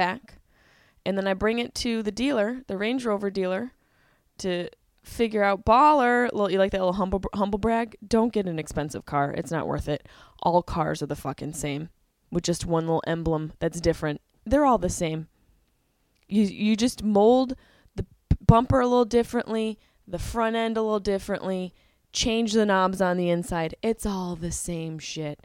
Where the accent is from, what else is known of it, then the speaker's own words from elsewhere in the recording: Syracuse, New York, United States; moved away; I'm in Syracuse, my hometown